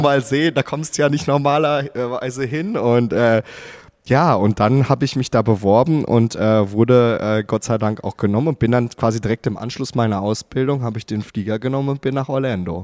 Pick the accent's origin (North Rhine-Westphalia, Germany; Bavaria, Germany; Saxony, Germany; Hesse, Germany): North Rhine-Westphalia, Germany; Gelsenkirchen; moved away as an adult; also born or lived in Wattenscheid; now in Baden-Württemberg, Germany; eigentlich bin ich äh, gebürtiger Gelsenkirchener und komme aus dem wunderschönen Ruhrgebiet